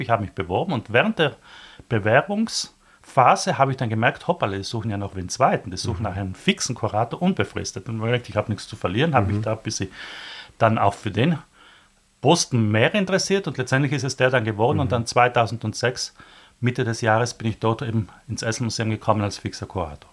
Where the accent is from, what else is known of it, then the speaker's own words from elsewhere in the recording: South Tyrol, Trentino-Alto Adige, Italy; moved away as an adult; now in Vienna, Austria; ich komme aus Südtirol